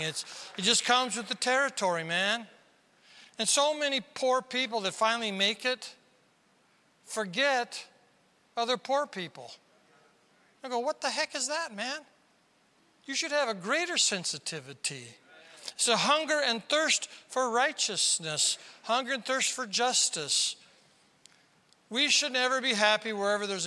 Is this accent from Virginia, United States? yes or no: no; South Dakota, United States; I'm from South Dakota.